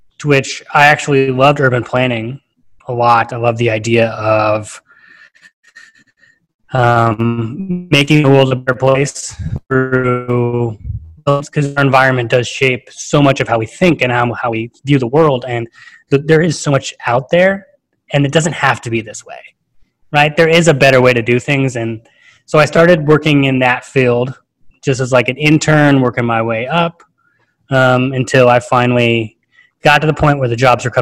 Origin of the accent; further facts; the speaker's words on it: Fresno, California, United States; moved away as an adult; now in Atlanta, United States; I'm currently living in Atlanta. I'm originally from Fresno, California, so right in the Central Valley